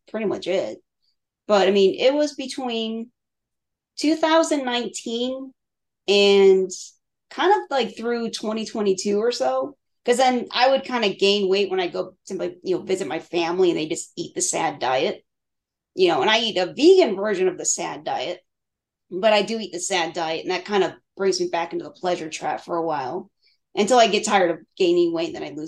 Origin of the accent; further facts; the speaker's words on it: Crystal Lake, Illinois, United States; I grew up in Illinois